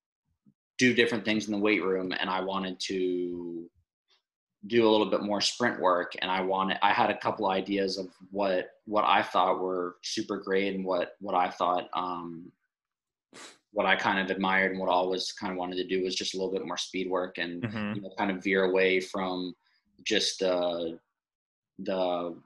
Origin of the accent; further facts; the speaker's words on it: Rockville, Maryland, United States; moved away; also born or lived in Texas; growing up in Rockville, Maryland